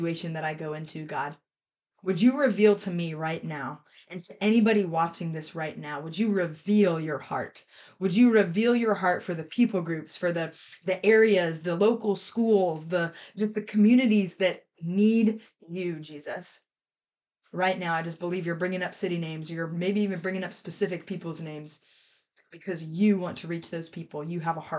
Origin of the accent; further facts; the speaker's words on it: Columbia, South Carolina, United States; I'm from Columbia, South Carolina.